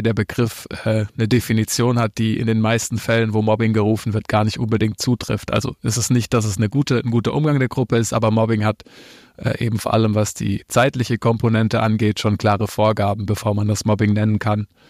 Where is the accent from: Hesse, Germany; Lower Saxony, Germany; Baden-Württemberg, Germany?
Baden-Württemberg, Germany; near Reutlingen; moved away as an adult; now in Cologne, Germany; Ich bin, äh, aus Baden-Württemberg, geboren in, äh, einem kleinen Ort neben Reutlingen, so heißt die Stadt, und wohne jetzt in Köln